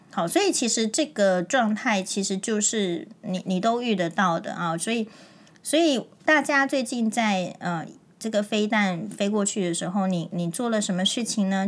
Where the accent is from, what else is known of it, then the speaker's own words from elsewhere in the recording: Taiwan; 在台湾的这种自由民主的生活之，之下，其实我们台湾人